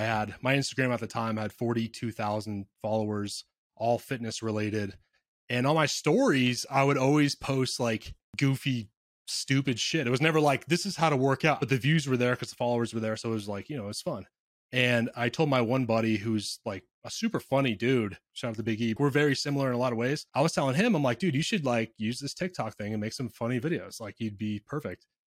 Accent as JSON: {"language": "English", "area": "near Seattle", "region": "Washington", "country": "United States", "tie": "born or raised there", "said": "I grew up near Seattle"}